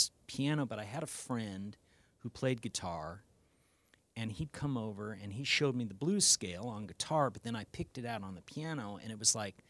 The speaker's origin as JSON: {"language": "English", "region": "Arizona", "country": "United States", "tie": "born or raised there", "said": "this young kid growing up in Arizona"}